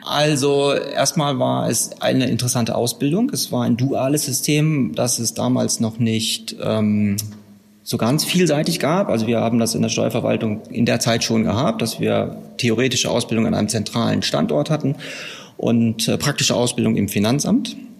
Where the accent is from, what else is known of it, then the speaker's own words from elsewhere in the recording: Herford district, North Rhine-Westphalia, Germany; Ich komme aus dem Kreis Herford in Westfalen.